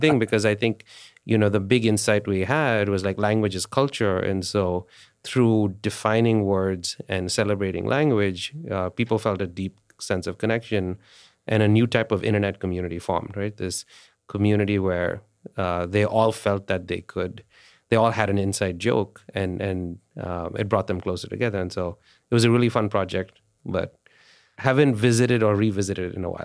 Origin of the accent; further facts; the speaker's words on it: India; India, I grew up in India